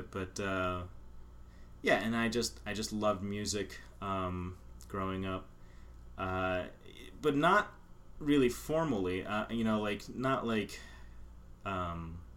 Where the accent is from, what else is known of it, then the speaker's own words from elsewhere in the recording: Pittsburgh, Pennsylvania, United States; moved away; also born or lived in Philadelphia; originally I'm from Pittsburgh.